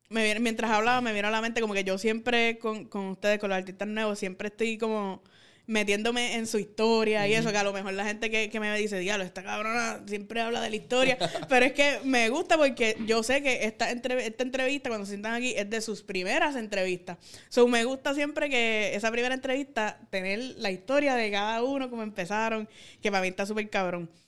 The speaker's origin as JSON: {"language": "Spanish", "town": "Caguas", "country": "Puerto Rico", "said": "Yo también, Cagua, centro el corazón de Puerto Rico."}